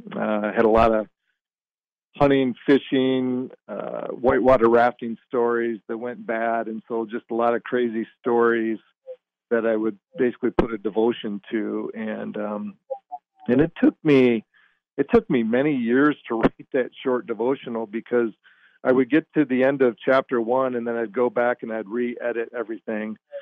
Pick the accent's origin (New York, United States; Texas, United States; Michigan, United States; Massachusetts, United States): Michigan, United States; I grew up in Michigan